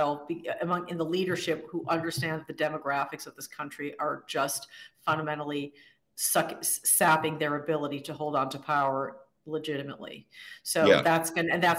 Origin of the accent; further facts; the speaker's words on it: Midwest, United States; now in Santa Monica, United States; I'm from the Midwest